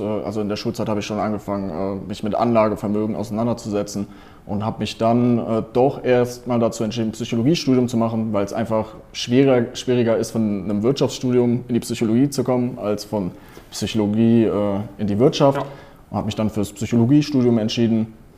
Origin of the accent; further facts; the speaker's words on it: Cologne, North Rhine-Westphalia, Germany; ich bin gerade in Köln, also ich wohne in Köln, ich komme aus Köln